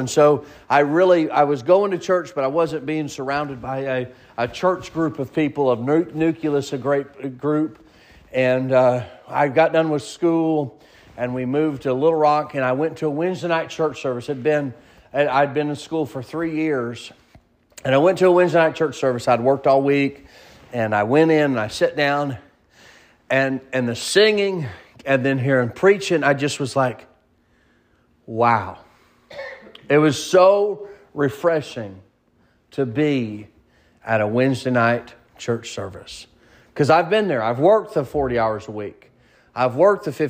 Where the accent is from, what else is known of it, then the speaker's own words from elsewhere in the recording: the South, United States; accent: southern; I have probably a southern slang a little bit